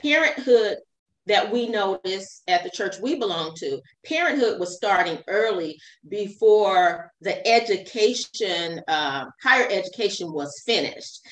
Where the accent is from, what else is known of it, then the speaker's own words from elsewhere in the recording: Fresno, California, United States; also born or lived in Long Beach, California; I was raised in Fresno, California, but I was born in uh, Long Beach, California